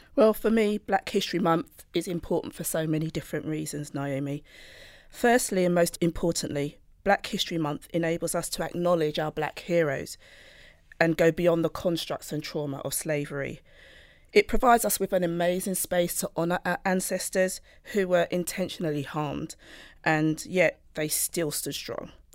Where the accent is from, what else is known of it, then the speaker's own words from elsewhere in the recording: United Kingdom; I'm Black British, born with Jamaican roots.